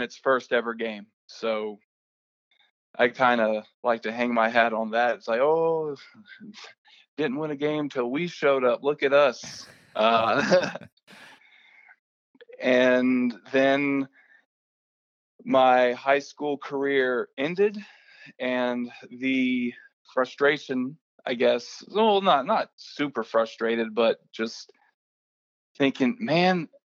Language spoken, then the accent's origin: English; Raeford, North Carolina, United States; I was born and raised in Rayford, North Carolina, small town outside of Fayetteville, North Carolina